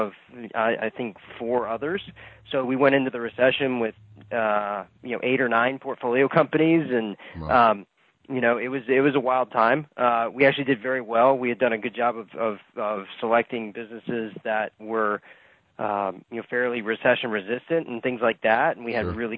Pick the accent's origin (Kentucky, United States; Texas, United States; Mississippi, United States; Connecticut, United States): Kentucky, United States; moved away as an adult; also born or lived in Virginia; now in Florida, United States; I grew up in Kentucky on a 50-acre farm